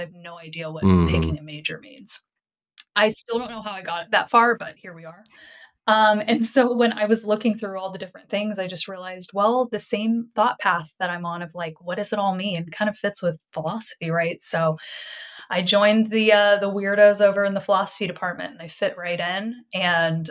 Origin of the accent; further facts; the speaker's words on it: Texas, United States; moved away as an adult; also born or lived in Montreal, Canada; I grew up in Texas